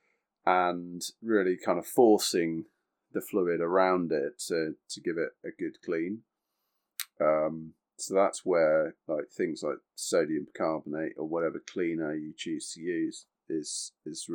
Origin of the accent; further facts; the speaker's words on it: United Kingdom; We are British